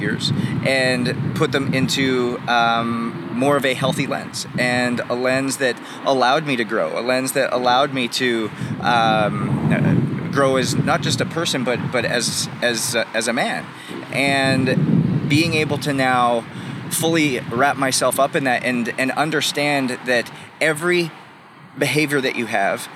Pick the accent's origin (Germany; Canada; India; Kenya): Canada; as like a young kid growing up in Canada